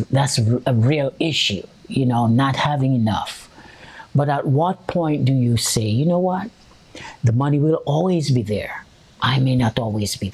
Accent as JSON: {"language": "English", "country": "Jamaica", "said": "I'm Jamaican"}